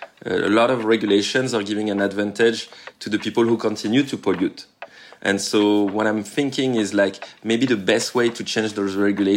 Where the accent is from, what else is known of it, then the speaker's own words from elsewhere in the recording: Tahiti, French Polynesia; I come from Tahiti, French Polynesia. It's a small island in the Pacific Ocean.